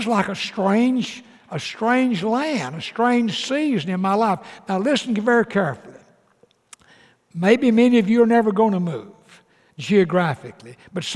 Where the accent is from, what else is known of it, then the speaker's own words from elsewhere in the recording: Atlanta, Georgia, United States; moved away as an adult; also born or lived in Fort Worth, Texas; Dottie and I, we grew up in the Atlanta, Georgia area all of our life